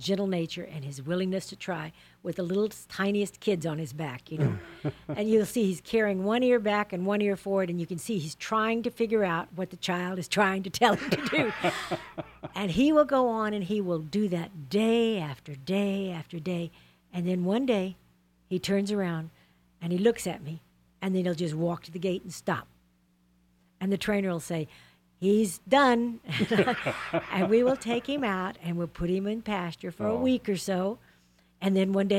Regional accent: Texas, United States; moved away; I'm a Texan

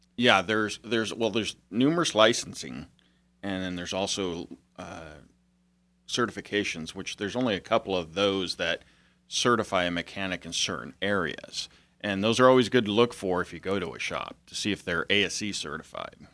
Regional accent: Chico, California, United States; also born or lived in Europe; I grew up in Chico except for my two years in Europe

